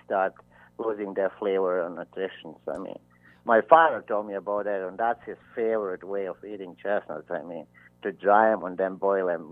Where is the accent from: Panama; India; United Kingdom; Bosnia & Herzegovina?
Bosnia & Herzegovina; now in Iowa, United States; I am originally from ex-Yugoslavia, today Bosnia and Herzegovina.